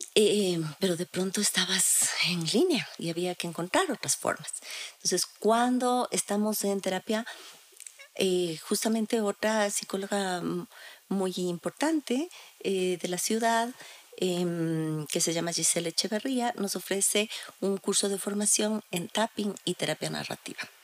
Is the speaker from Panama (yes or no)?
no; Quito, Pichincha, Ecuador; nosotros como sociedad, como sociedad ecuatoriana, como sociedad quiteña